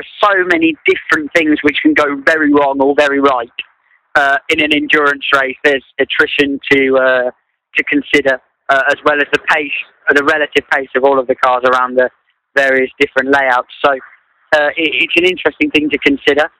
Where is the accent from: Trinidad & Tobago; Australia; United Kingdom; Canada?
United Kingdom